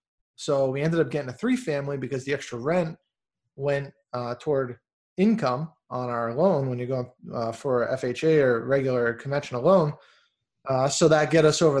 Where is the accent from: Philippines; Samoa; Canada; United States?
United States; Massachusetts; now in Texas, United States; I'm from Massachusetts originally. I live here in Texas now